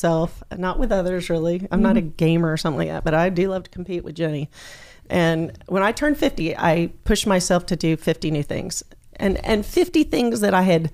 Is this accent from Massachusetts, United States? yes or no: no; Southwest Florida, United States; I am born and raised in Southwest Florida